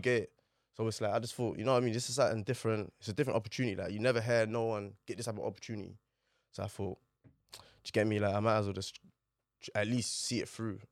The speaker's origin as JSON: {"language": "English", "region": "London", "country": "United Kingdom", "tie": "born or raised there", "also_born_or_lived": "Manor Park, Newham / Stepney, Tower Hamlets", "said": "Grew up in Poplar, literally, till, like, maybe, like, oh seven, oh eight."}